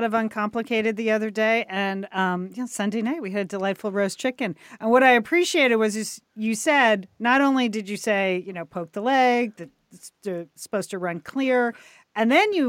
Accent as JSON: {"language": "English", "region": "New England", "country": "United States", "moved": "yes", "lives_now": "Los Angeles, United States", "said": "I'm from New England."}